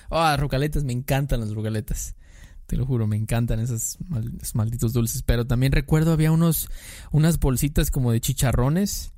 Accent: Mexico; como mexicano, pues creces con eso

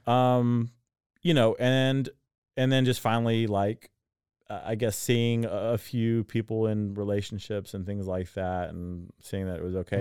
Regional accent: Waco, Texas, United States; now in Dallas, United States; growing up in Waco

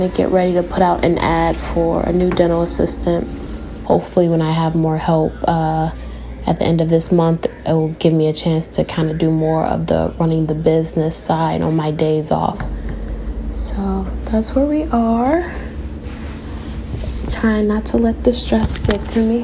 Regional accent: Chicago, Illinois, United States; moved away; I was raised in Chicago, on the south side of Chicago

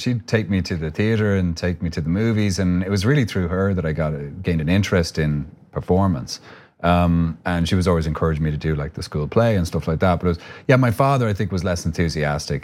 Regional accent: Ireland; accent: Irish; moved away as an adult; now in United States

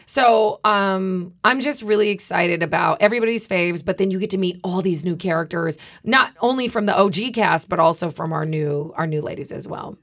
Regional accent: Midwest, United States; I'm from the Midwest

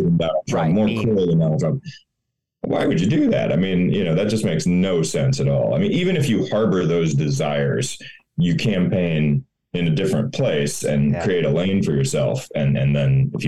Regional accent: Florida, United States; moved away; also born or lived in Missouri / Chicago; I grew up in Florida

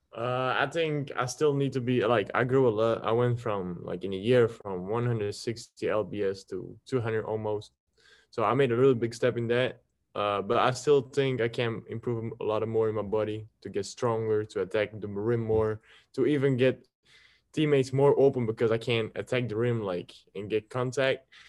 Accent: Belgium; English is a second language; I'm coming from Belgium

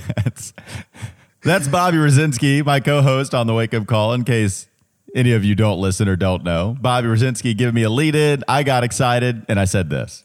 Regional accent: Catawba County, North Carolina, United States; accent: Catawba County; Southern twang; also born or lived in Indianapolis; now in Charlotte, United States; I will have my Catawba County accent come out

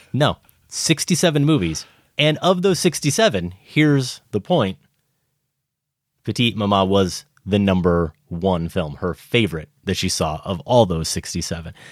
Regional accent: Iowa, United States; growing up in Iowa

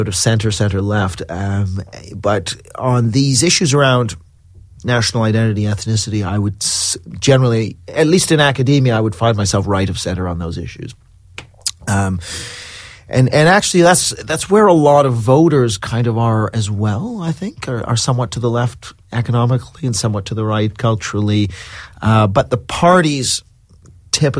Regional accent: Canada; now in London, United Kingdom; I'm Canadian, which is why I don't sound British

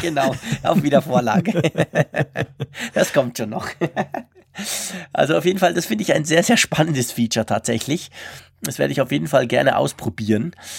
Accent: Switzerland; uns Schweizer

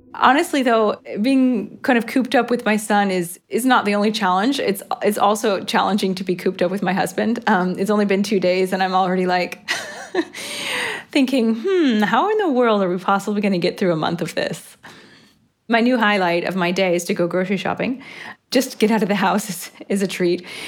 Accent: United States; now in Rome, Italy

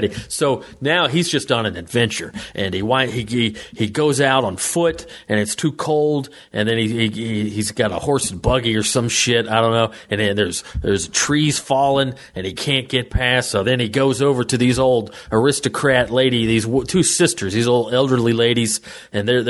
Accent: the South, United States; moved away; where I grew up in the South

